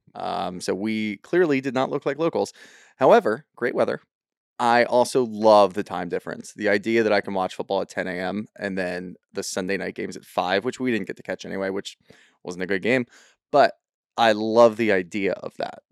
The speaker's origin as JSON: {"language": "English", "town": "Philadelphia", "region": "Pennsylvania", "country": "United States", "said": "we're from Philly"}